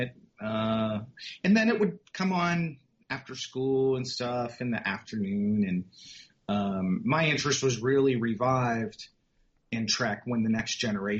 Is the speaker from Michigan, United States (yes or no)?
no; Pittsburgh, Pennsylvania, United States; I grew up in Pittsburgh, Pennsylvania, in the 70s and 80s